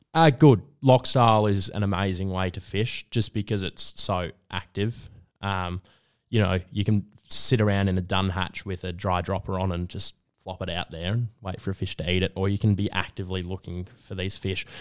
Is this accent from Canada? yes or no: no; Melbourne, Victoria, Australia; I grew up in Northcote